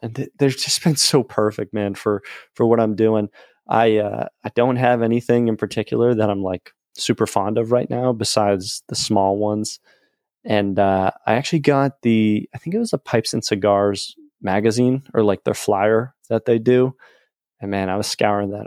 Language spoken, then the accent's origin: English; New England, United States; born or raised there